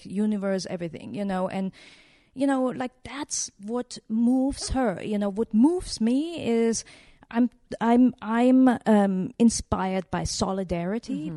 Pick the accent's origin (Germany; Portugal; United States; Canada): Germany; I grew up in Germany